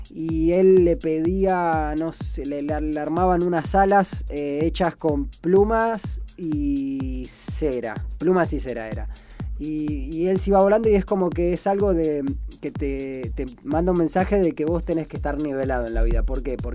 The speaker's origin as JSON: {"language": "Spanish", "country": "Brazil", "said": "Porque es verdad, Vengo de Brasil."}